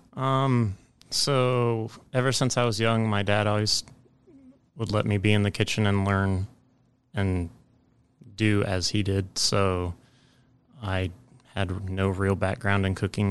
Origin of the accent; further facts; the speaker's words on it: Ames, Iowa, United States; I grew up in Ames, Iowa